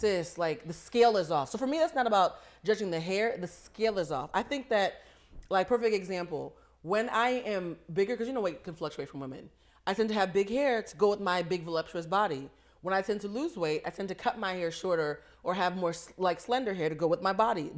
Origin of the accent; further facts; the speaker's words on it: East Coast, United States; we're both from the East Coast